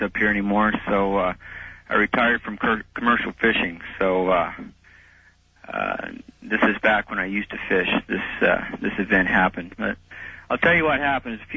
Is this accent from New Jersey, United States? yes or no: no; Alaska, United States; I grew up here in Alaska, I fished here all my life